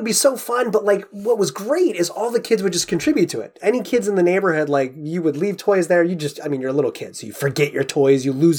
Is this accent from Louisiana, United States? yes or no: no; Guilford, Connecticut, United States; moved away; I started my growing up in Guilford, Connecticut